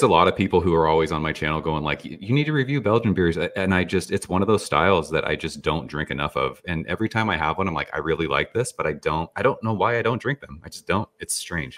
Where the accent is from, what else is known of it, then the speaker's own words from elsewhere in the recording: San Jose, California, United States; I grew up in California